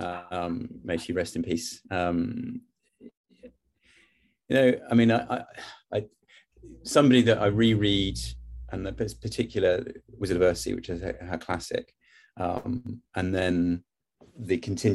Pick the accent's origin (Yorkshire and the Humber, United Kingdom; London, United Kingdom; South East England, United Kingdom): London, United Kingdom; moved away as an adult; now in Box, United Kingdom; I lived in London, born and bred as a Londoner, and we moved out this way